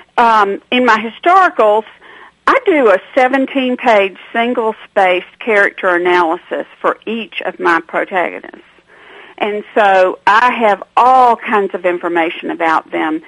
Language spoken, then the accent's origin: English; Atlanta, Georgia, United States; I'm not from a small town. I'm from Atlanta, Georgia.